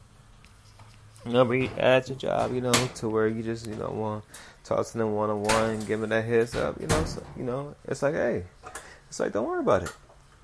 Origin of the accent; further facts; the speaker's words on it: Los Angeles, California, United States; I'm from South Central California. We're a different kind of breed in Cali